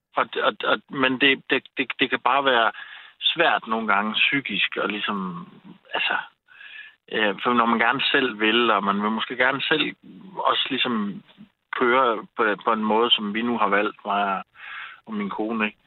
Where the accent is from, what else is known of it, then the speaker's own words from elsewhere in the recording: Aarhus, Central Denmark Region, Denmark; also born or lived in North Zealand; now in Køge, Denmark; jeg kommer oprindeligt fra Aarhus af